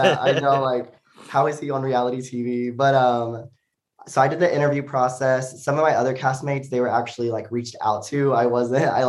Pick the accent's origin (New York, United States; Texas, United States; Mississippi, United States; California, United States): Texas, United States; Joshua; moved away as an adult; also born or lived in Arkansas; now in Austin, United States; I grew up in a small town called Joshua, Texas